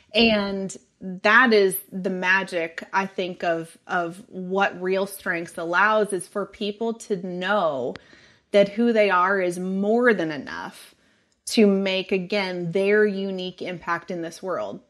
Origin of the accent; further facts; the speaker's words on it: Sonoma County, California, United States; also born or lived in San Diego, California; now in Texas, United States; originally, I am from Sonoma County